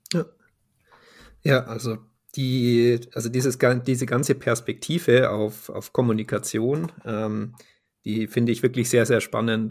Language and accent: German; Munich, Bavaria, Germany; ich äh, bin ja aus München